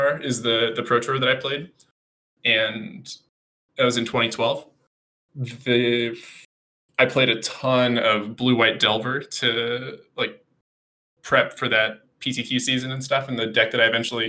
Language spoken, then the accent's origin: English; San Diego, California, United States; I'm from San Diego, so I've played a lot in California over the last, I don't know, 2 decades